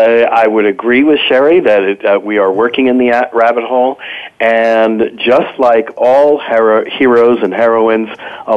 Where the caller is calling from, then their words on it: Morristown, New Jersey, United States; I am currently in Morristown, New Jersey